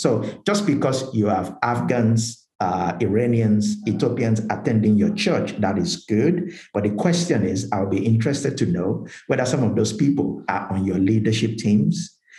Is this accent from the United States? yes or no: no; Nigeria; now in United Kingdom; I'm from Nigeria, as you mentioned, uh, born and bred Nigerian, and uh, but I'm also British